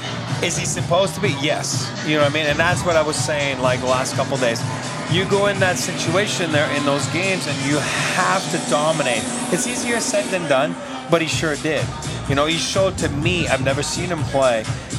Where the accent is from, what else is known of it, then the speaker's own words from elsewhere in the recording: Montreal, Quebec, Canada; because I'm French and I'm from Montreal